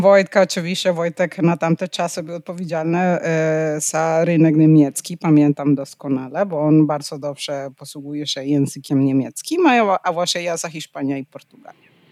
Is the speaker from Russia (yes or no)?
no; Panama; Polish is a second language; also born or lived in Netherlands; now in Poland; pochodzę z Panamy